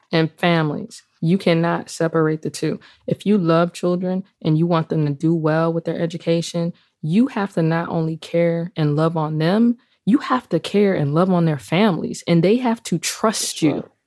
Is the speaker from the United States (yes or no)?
no; Jamaica; yeah, I'm Jamaican.